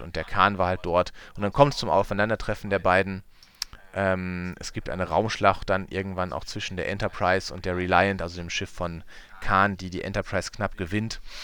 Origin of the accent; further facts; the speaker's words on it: Münsterland, North Rhine-Westphalia, Germany; bei uns im Münsterland